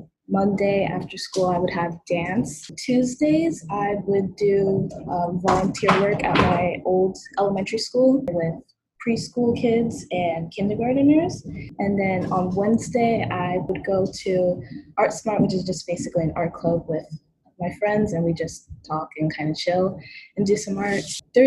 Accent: Brooklyn, New York, United States; born there; I was born in Brooklyn, but my mom is from Japan.

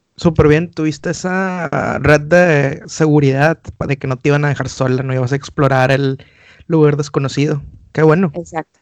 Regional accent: Monterrey, Nuevo León, Mexico; moved away; los que somos de Monterrey sí somos muy arraigados a las raíces

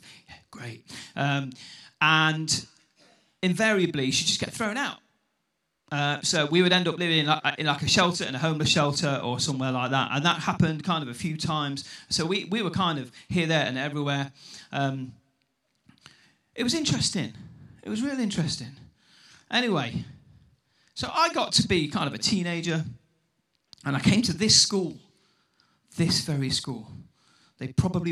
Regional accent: Newark, East Midlands, United Kingdom; accent: Newark; also born or lived in St Asaph, Wales; Right, now my accent is local-ish, I think. I sound quite Newark. I grew up in Newark from about the age of 7

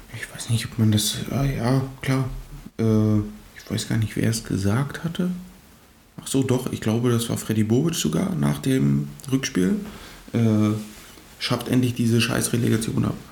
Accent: eastern Germany, Germany; wir sind ja aus dem Osten

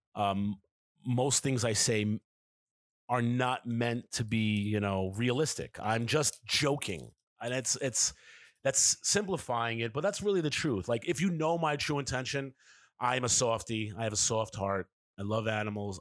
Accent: New York City, New York, United States; Kevin and I grew up in New York City

